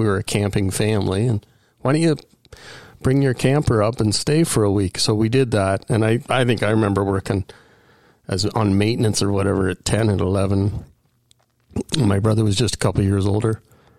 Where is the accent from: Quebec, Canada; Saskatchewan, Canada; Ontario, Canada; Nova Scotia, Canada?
Ontario, Canada; Aurora; also born or lived in Kingston / Mississauga / Thornhill / Richmond Hill; I was born in Kingston, but we relocated, I think, by the time I was five to Mississauga. And then we just kept moving further up Highway 11. So Thornhill for 5 years, Richmond Hill for 5 years, Aurora for 10 years, and I graduated high school in Aurora.